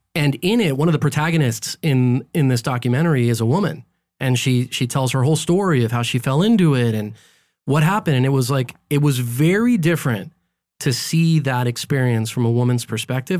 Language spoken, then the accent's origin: English; Los Angeles, California, United States; also born or lived in Guadalajara, Mexico; I was born here in L